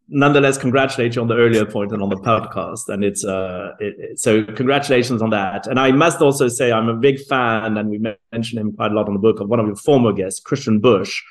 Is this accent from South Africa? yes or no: yes; South Africa; I was born in South Africa